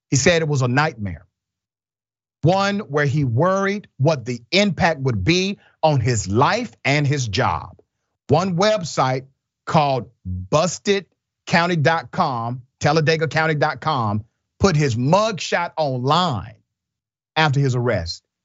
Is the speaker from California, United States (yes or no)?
yes; California, United States; I grew up in the Bay Area, and there's a lot of racism there.